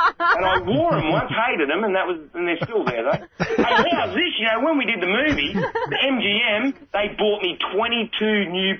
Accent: Australia; Well, being an Aussie

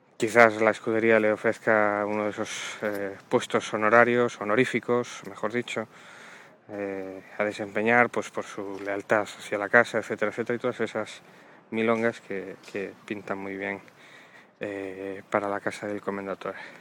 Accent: Asturias, Spain; also born or lived in Avilés; soy asturiano. Yo vivo en Avilés, a pocos kilómetros de Oviedo.

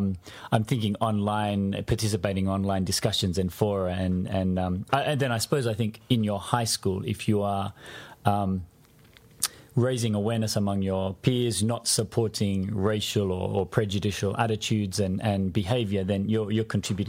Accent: Australia; But because I was over there as an Australian, we fortunately had the chance to meet the Australian team when they arrived and participate with them.

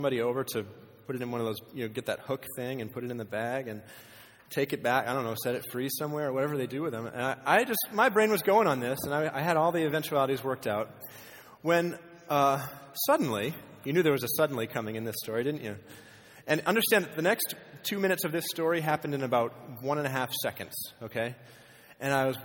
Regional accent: Maine, United States; moved away as an adult; now in Nevada, United States; I grew up in Maine

